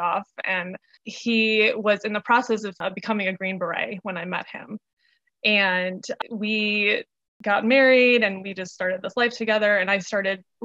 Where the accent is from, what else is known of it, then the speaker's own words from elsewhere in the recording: Michigan, United States; moved away as an adult; also born or lived in Asheville, North Carolina / Charlotte, North Carolina; now in North Carolina, United States; I was born and raised in Michigan